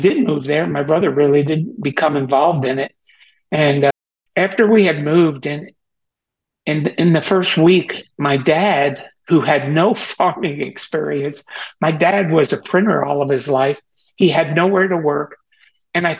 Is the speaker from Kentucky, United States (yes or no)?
no; Teaneck, New Jersey, United States; I was born in Teaneck, New Jersey on August 26, 1947, which makes me 75 years old